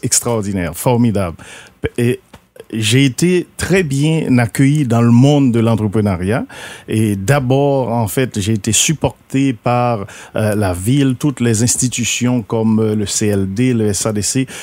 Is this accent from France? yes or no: no; Haiti; now in Rivière-du-Loup, Canada; je suis haïtien d'origine, immigrant et puis je suis arrivé dans le bas Saint-Laurent à cause du travail